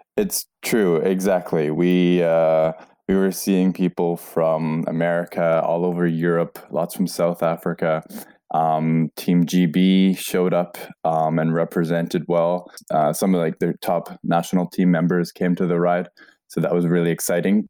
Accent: Canada; moved away as an adult; now in Norway; I'm originally from Canada

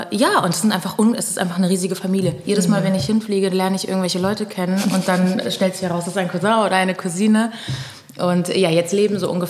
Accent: Pernambuco, Brazil; ja, ich bin Brasilianerin, mhm. weil Brasilien ist das fünftgrößte Land der Welt. Also ich könnte gerade sagen, okay, Pernambucana vielleicht

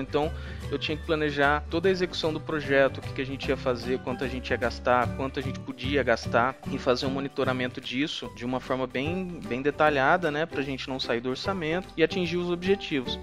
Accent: interior of Minas Gerais, Brazil; also born or lived in São Paulo; Eu sou de Minas, sou do interior de Minas

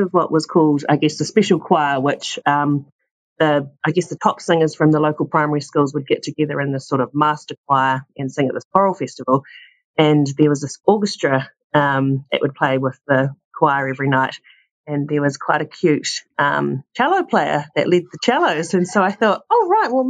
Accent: Christchurch, Canterbury, New Zealand; when I was growing up in Christchurch, there wasn't a major wine scene.

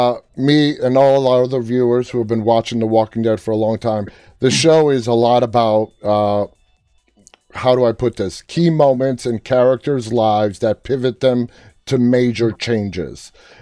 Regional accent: New York, United States; I'm from New York

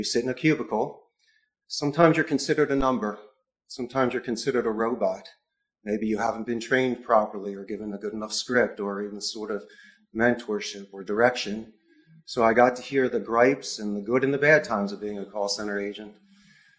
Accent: Philadelphia, Pennsylvania, United States; now in Costa Rica; I am from Philadelphia, and Spanish is my second language

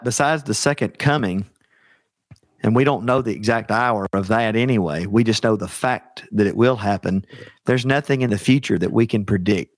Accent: Alabama, United States; I'm from the heart of Dixie. I'm from Alabama.

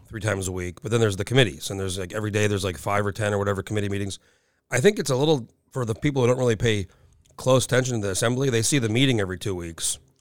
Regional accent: New Mexico, United States; moved away as an adult; now in Anchorage, United States; I grew up in New Mexico, I went to college for a year

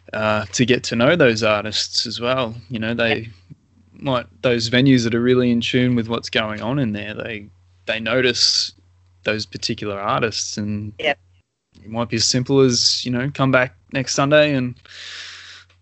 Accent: Melbourne, Victoria, Australia; I'm from Melbourne

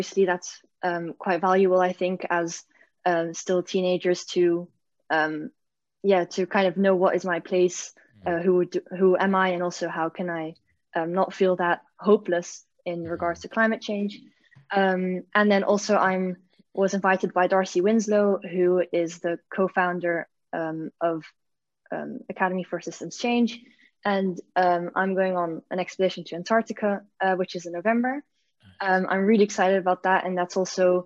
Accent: Belgium; now in Netherlands; I'm from Belgium originally, but I live in the Netherlands

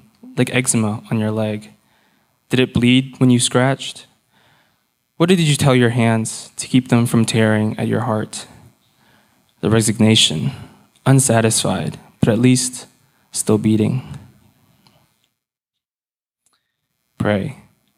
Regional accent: Houston, Texas, United States; also born or lived in Austin, Texas; I am from Houston. I grew up in the Clear Lake area

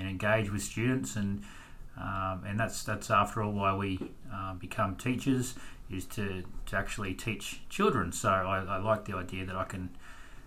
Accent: Queensland, Australia; moved away as an adult; now in Perth, Australia; I was born and bred in Queensland and therefore started my teaching career there

